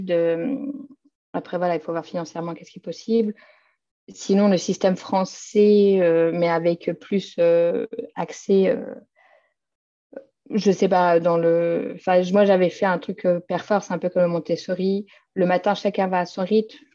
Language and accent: French; Innsbruck, Tyrol, Austria; French is a second language; now in Vienna, Austria; Euh, je ne me verrais pas habiter ailleurs en Autriche, de toute façon. je viens d'Innsbruck, mais je ne me verrais pas retourner.